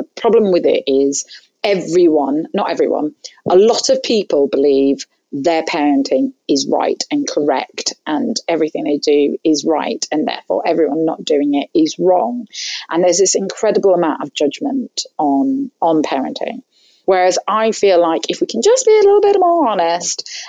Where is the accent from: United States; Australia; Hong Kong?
Hong Kong; both my parents are Egyptian. Were um, I grew up in Hong Kong, so I'm sort of that first generation immigrant family.